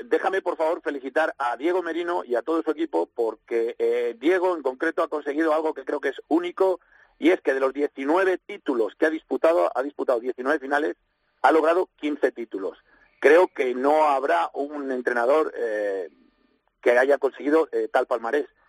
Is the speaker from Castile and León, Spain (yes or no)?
yes; Valladolid, Castile and León, Spain; soy de Valladolid